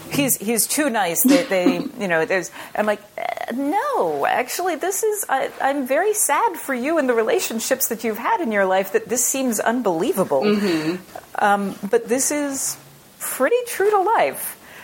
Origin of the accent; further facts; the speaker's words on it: Southern United States, United States; I am from the South, and I almost never see in mainstream media a Southern woman in the sciences.